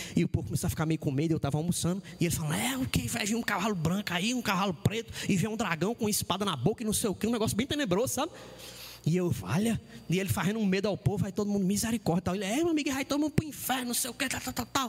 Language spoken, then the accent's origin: Portuguese; interior of Ceará, Brazil; moved away; lá no interior, lá do, lá do, do Ceará, de onde eu vim